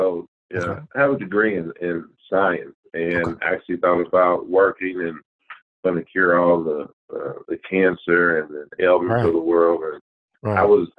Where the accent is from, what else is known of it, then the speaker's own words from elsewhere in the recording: Indianapolis, Indiana, United States; I'm from Indianapolis. I'm here. I'm a graduate of Christmas Addicts High School. I actually went to Northwest my first 3 years.